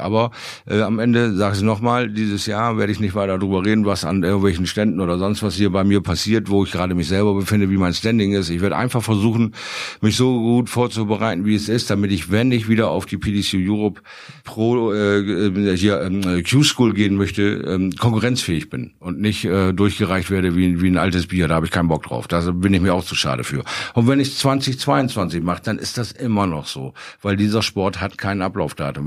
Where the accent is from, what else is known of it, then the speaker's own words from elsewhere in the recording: Bremerhaven, Bremen, Germany; now in Bremen, Germany; meiner alten Heimatstadt Bremerhaven.